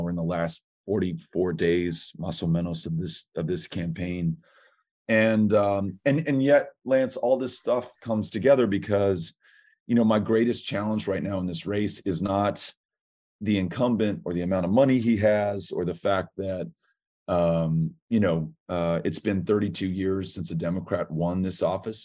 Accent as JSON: {"language": "English", "town": "El Paso", "region": "Texas", "country": "United States", "tie": "born or raised there", "said": "my hometown of El Paso"}